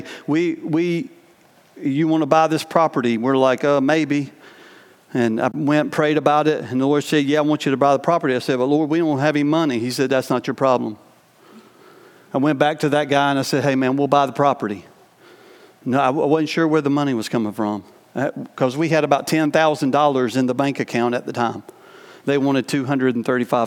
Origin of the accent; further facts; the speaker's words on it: North Carolina, United States; moved away as an adult; also born or lived in New York; I was from North Carolina